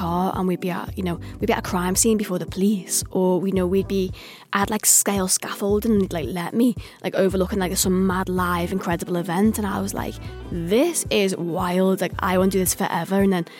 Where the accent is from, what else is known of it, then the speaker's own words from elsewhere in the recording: Liverpool, North West England, United Kingdom; from Liverpool.